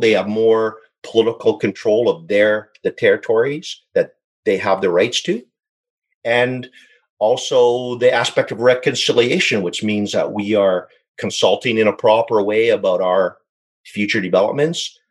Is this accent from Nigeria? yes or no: no; Saskatchewan, Canada; moved away as an adult; now in British Columbia, Canada; born and raised in Saskatchewan, but I moved out to BC